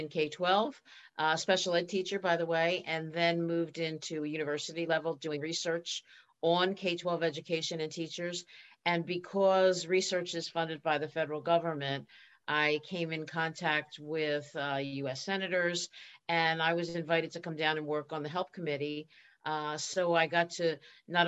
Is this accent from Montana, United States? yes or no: no; Philadelphia, Pennsylvania, United States; accent: Philadelphia; moved away as an adult; also born or lived in Boston; I grew up in Philadelphia. I still have the accent.